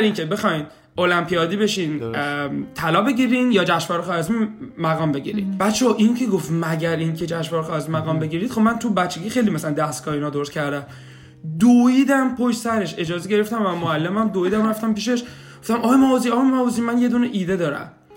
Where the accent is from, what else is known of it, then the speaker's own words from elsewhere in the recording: Shiraz, Fars, Iran; moved away as an adult; now in Kitchener-Waterloo, Canada; 32 سالم سال 67 به دنیا اومدم اهل شیراز هستم